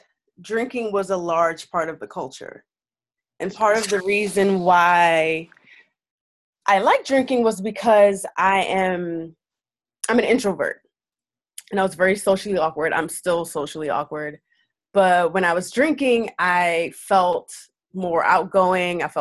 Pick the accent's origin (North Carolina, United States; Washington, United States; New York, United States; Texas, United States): New York, United States; New York City; I'm from Brooklyn